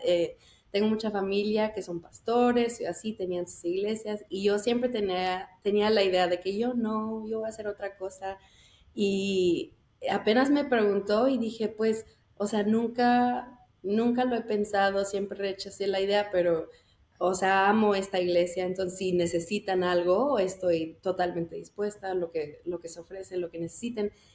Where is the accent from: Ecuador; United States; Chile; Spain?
United States; El Paso, Texas; moved away; yo soy del Paso, entonces ahí estaba mi iglesia y desde chiquita